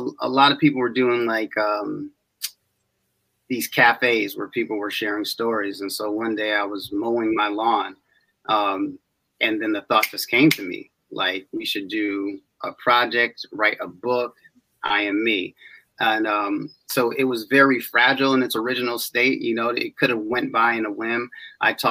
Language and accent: English; East Hartford, Connecticut, United States; I'm from East Hartford